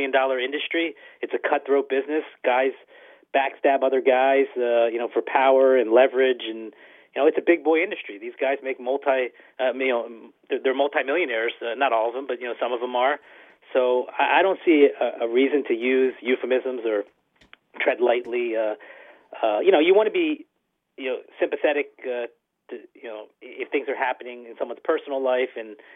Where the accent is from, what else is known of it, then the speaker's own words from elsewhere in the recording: Philadelphia, Pennsylvania, United States; Growing up in Philadelphia, I always used to read Jason Stark